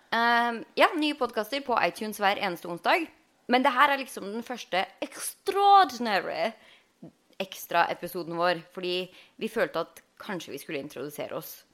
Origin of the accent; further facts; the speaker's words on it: Halden, Østfold, Norway; moved away as an adult; now in Los Angeles, United States; Jeg er jo opprinnelig fra Halden